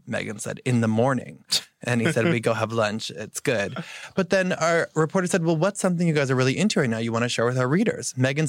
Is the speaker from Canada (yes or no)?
no; Connecticut, United States; When I grew up in Connecticut